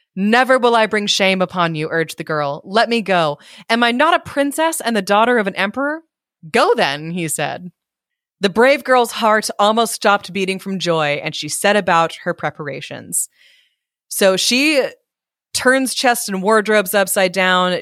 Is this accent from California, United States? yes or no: yes; California, United States; moved away as an adult; now in Maryland, United States; as a Californian